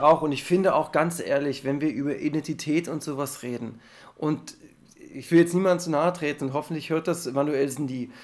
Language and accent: German; Germany; als Deutscher